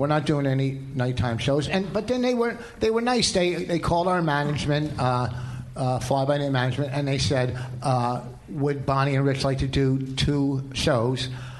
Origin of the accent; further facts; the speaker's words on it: Canada; Hey, I'm Canadian, but you know, for me